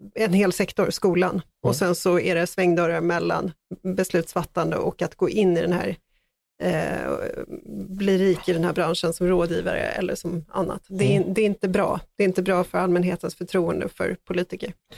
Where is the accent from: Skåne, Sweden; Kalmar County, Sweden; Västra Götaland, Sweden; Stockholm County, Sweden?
Stockholm County, Sweden; Stockholm; Jag är själv född i Farsta